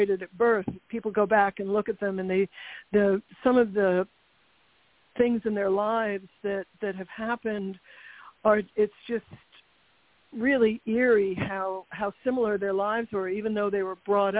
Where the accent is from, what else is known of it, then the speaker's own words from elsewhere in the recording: New York City, New York, United States; I was born in Manhattan